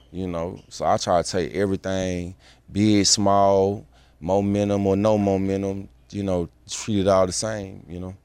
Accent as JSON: {"language": "English", "town": "Atlanta", "region": "Georgia", "country": "United States", "said": "I'm from Atlanta, Georgia"}